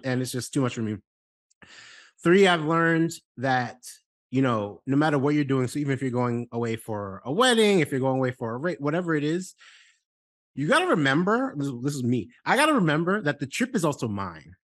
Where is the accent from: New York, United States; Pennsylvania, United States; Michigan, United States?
New York, United States; New York City; I'm from New York City